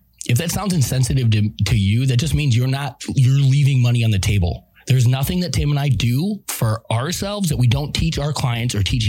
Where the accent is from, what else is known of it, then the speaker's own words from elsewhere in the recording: Midwest, United States; The Midwest. I mean, I came from the Midwest.